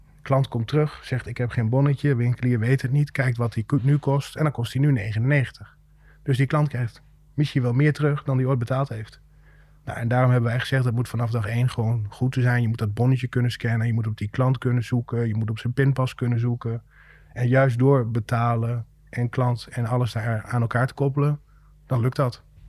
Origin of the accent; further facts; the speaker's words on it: Rijssen, Overijssel, Netherlands; hebben we sinds kort kantoor in Rijssen. Mijn, mijn thuisstad